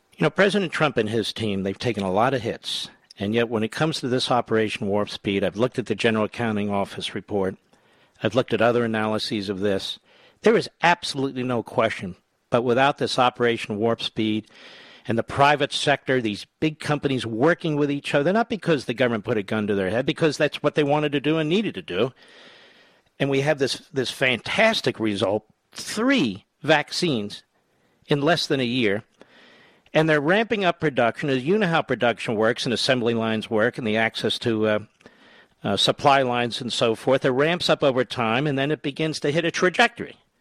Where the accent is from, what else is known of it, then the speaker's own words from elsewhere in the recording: Pennsylvania, United States; I'm a kid from Pennsylvania